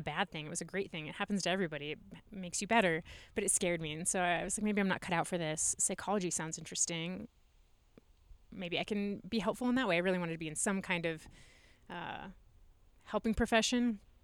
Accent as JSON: {"language": "English", "region": "Nebraska", "country": "United States", "tie": "born or raised there", "also_born_or_lived": "Omaha / Fremont / Hastings / Aurora", "moved": "as an adult", "said": "I grew up in Nebraska"}